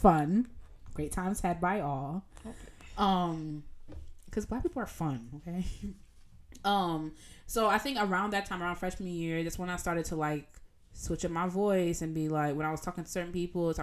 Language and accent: English; Jamaica; accent: Jamaican; in my Jamaican accent